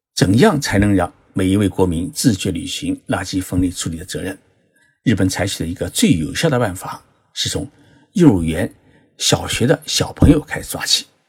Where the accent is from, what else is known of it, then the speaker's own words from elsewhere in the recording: China; now in Japan; 像我们中国人比较喜欢吃的，呃，豆腐乳